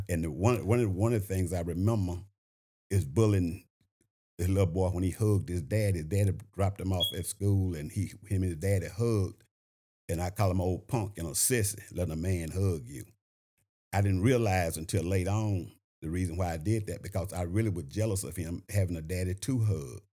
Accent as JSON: {"language": "English", "town": "Shreveport", "region": "Louisiana", "country": "United States", "tie": "born or raised there", "moved": "as an adult", "lives_now": "Augusta, United States", "said": "I'm originally from Shreveport, Louisiana. Uh, I graduated from a high school called Bethune Junior Senior High School"}